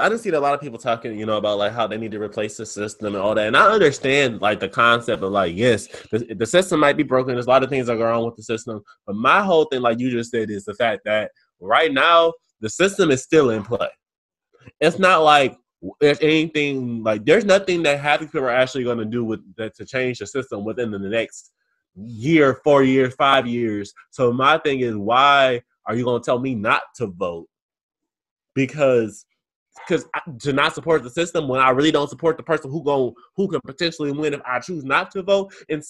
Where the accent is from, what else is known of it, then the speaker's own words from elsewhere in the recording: Detroit, Michigan, United States; I ain't gonna tell the story. I come from Detroit, though.